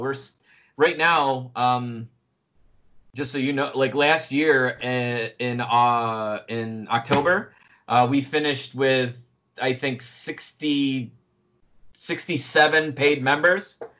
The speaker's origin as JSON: {"language": "English", "area": "Oak Orchard River", "region": "New York", "country": "United States", "tie": "born or raised there", "also_born_or_lived": "Finger Lakes, New York", "said": "I've been fishing for a long time growing up on the Oak uh, the Oak Orchard River"}